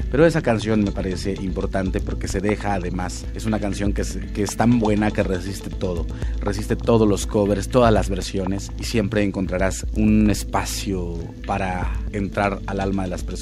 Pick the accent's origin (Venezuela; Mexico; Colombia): Mexico; Huasteca; now in Mexico City, Mexico; yo llegué a la Ciudad de México y escuché …. Yo siempre digo que quizá haya sido la voz tan aguda de … que me parecía que hacía una especie de, de cumbre tipo falsete del guapango, que yo vengo de una tierra de guapangos